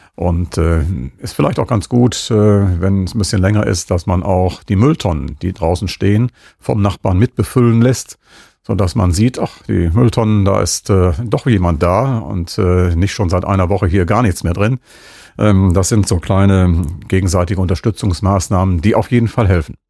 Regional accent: Münster, North Rhine-Westphalia, Germany; als Münsteraner

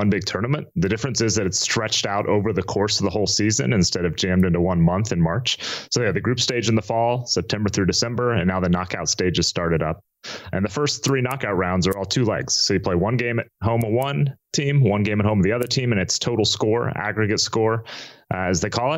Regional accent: United States; I was born and raised in America

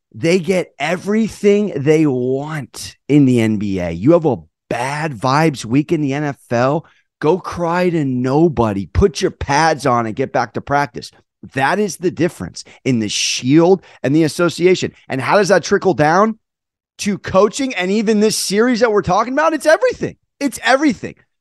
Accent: San Diego, California, United States; I'm from San Diego

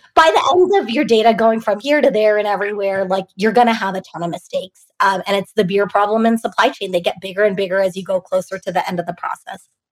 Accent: Bay Area, California, United States; I grew up in the Bay Area

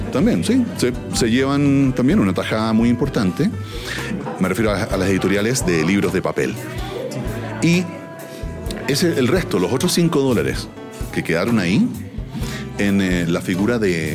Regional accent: Chile; accent: Chilean; como chileno

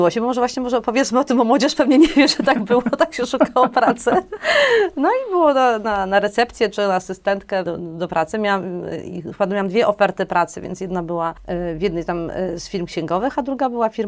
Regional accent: Warsaw, Masovian Voivodeship, Poland; born there; ja urodziłam się w Warszawie, mhm. e, na Brudnie, znaczy w ogóle na szpitalu praskim. Cała moja rodzina z taty, od taty strony to ze Szmulek

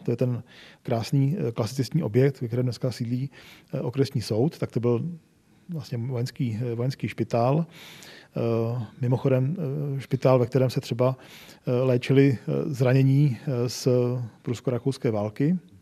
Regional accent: České Budějovice, South Bohemian Region, Czechia; já jako Budějčák

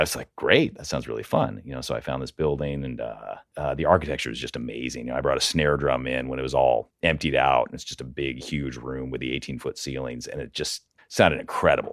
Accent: Portland, Oregon, United States; also born or lived in California; I'm from Portland, right? I, you know, I grew up here in Portland

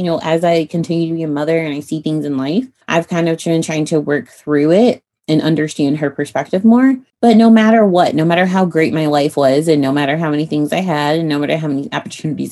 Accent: Illinois, United States; moved away as an adult; now in Texas, United States; I grew up in Illinois

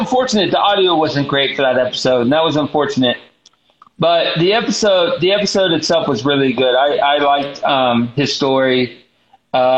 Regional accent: the South, United States; I'm from the South, so I'm from the South

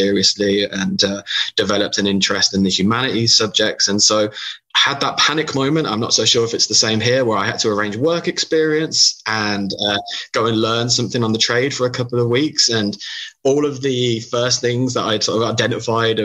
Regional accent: United Kingdom; accent: British; moved away; as you can tell from my accent, I'm British.

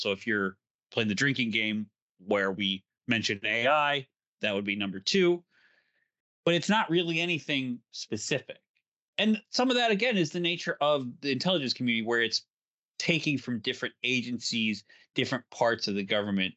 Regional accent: Illinois, United States; Illinois, let's say, because it's my home state

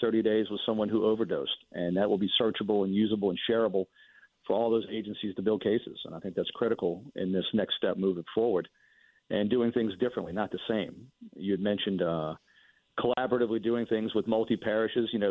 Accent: Mandeville, Louisiana, United States; I'm from Mandeville

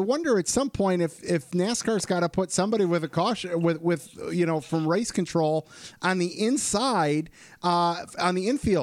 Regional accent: Michigan, United States; my home state, Portage, Michigan

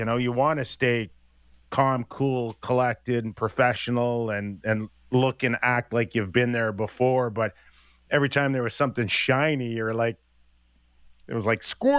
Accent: Canada; growing up in Canada

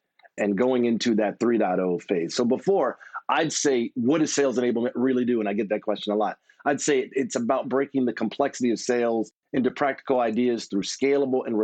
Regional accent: Texas, United States; being a Texan

